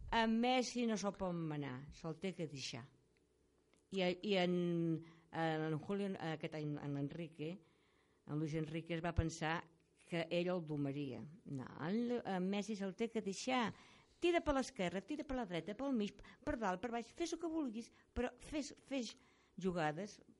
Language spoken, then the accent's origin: Catalan; Catalonia, Spain; Jo sóc de la seva, sóc catalana